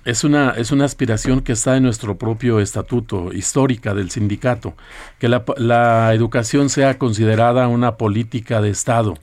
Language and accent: Spanish; Coahuila, Mexico; de allá de, mi tierra, que es Coahuila